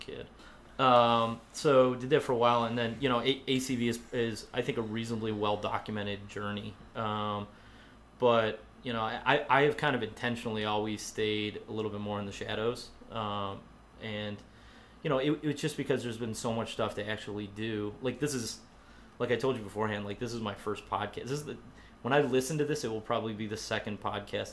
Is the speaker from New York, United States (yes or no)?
yes; Canandaigua, New York, United States; moved away as an adult; also born or lived in Rochester, New York; now in Buffalo, United States; I am originally from Canandaigua.